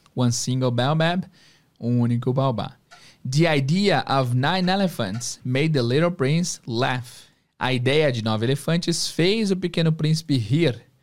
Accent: Brazil; a mentalidade que a gente tem aqui como brasileiro

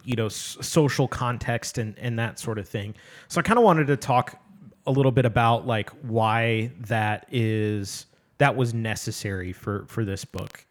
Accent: Midwest, United States; I come from the Midwest

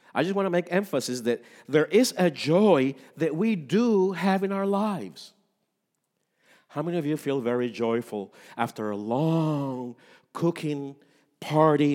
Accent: Puerto Rico; moved away; I am from Puerto Rico, and in Puerto Rico, the three wise men are very important. for our, our culture

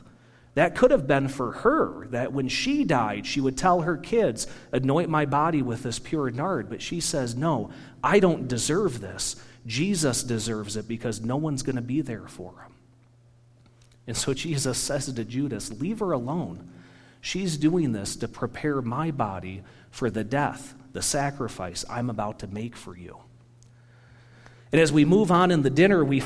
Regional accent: United States; I'm American

